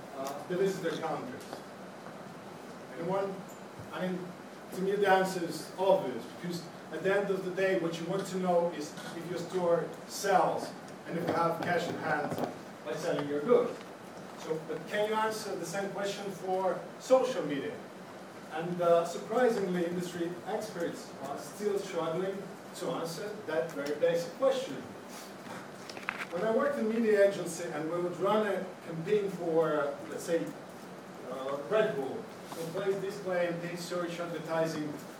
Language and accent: English; Latvia; moved away as an adult; now in London, United Kingdom; I'm from Latvia